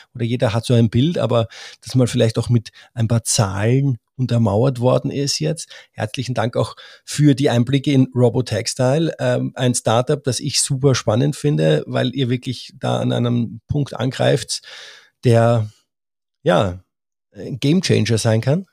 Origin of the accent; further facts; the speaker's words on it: Austria; als Österreicher